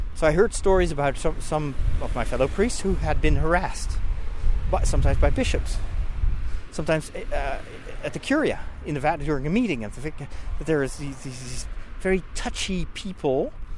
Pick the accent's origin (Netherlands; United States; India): Netherlands; moved away; I'm from the Netherlands